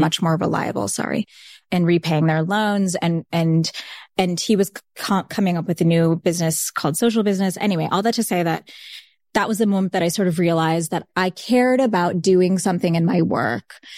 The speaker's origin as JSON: {"language": "English", "area": "Saint Lucie County", "region": "South Florida", "country": "United States", "tie": "born or raised there", "first_language": "Bengali", "second_language": "English", "moved": "yes", "said": "I grew up in Saint Lucie County"}